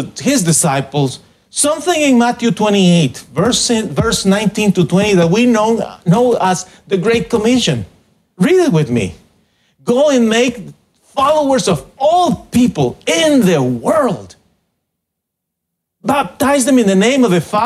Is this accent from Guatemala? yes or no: yes; Guatemala; moved away; I was born in Guatemala and I am the pastor